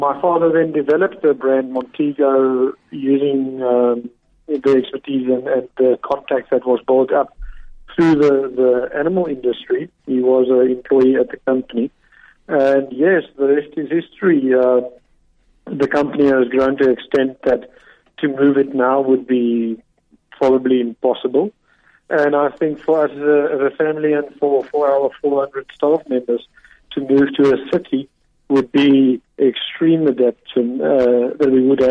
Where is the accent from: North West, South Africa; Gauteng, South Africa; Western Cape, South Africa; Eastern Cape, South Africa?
Eastern Cape, South Africa; We, as a family, we are from the Eastern Cape, and yes, that's the region we know, and that's where we are comfortable with living